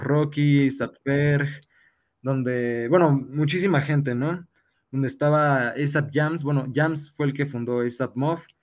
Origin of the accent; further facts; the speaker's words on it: Mexico; sufrimos como sociedad mexicana